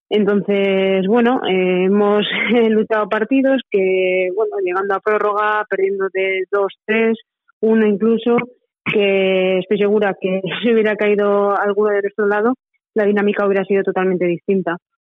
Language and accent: Spanish; Manzanares, Castilla-La Mancha, Spain; moved away as an adult; also born or lived in northern Spain; mi pueblo Manzanares